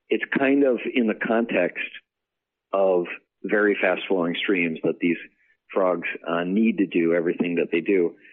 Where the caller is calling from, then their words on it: Annandale, Virginia, United States; I'm calling from Annandale, Virginia.